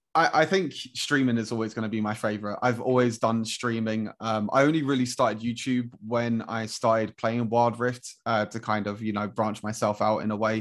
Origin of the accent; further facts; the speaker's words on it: London, United Kingdom; I'm from London as well